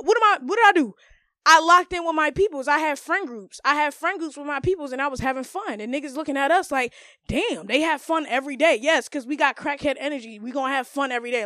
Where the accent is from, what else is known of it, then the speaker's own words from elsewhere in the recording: Maryland, United States; I'm a Maryland Haitian.